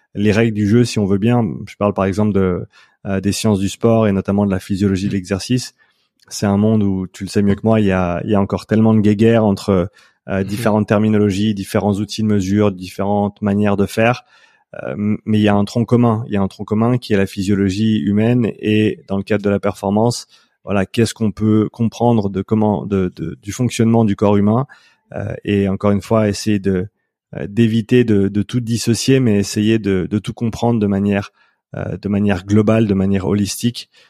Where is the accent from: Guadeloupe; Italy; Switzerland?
Switzerland; moved away as an adult; also born or lived in Vancouver, Canada; je vis en Suisse actuellement, c'est là où j'ai grandi